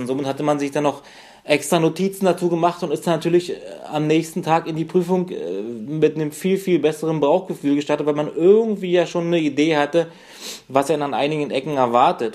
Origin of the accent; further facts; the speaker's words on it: 100 km north of Berlin, Brandenburg, Germany; die Ecke, wo ich herkomme, so ein 100 Kilometer nördlich von Berlin